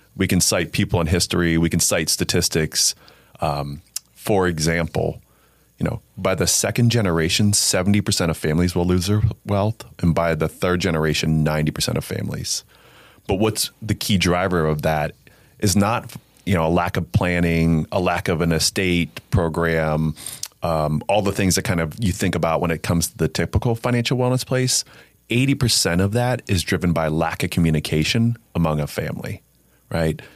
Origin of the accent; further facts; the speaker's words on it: Alliance, Ohio, United States; I'm born and raised in Northeast Ohio, um, from Alliance, Ohio